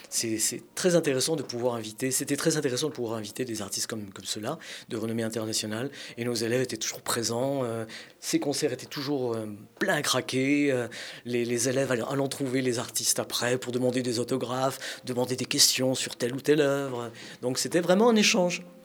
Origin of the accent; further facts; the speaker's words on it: France; Je suis français de naissance, de culture, d'âme fière de l'être, mais je suis espagnol de sang